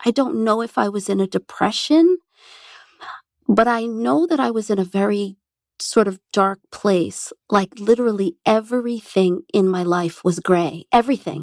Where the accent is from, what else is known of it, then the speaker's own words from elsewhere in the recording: New Jersey, United States; growing up in New Jersey, first of all, gave me seasons